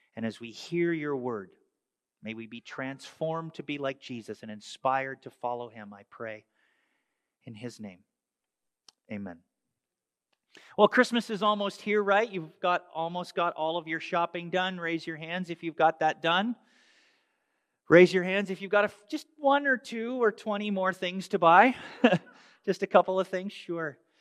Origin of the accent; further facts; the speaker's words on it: Canada; moved away; growing up in Canada